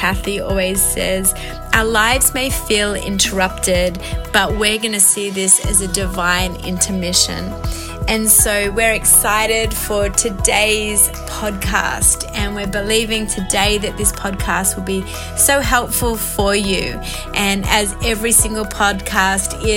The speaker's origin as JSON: {"language": "English", "country": "Australia", "accent": "Aussie", "moved": "as an adult", "lives_now": "Montreal, Canada", "said": "I'm coming to you from Montreal, Quebec. Actually live here, been here for 5 years from Australia."}